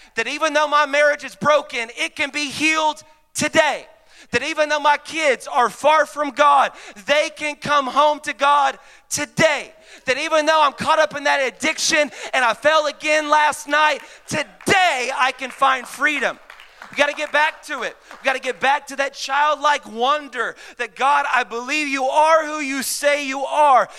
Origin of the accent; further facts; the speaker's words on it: Mesquite, Texas, United States; I grew up in Mesquite, uh, Texas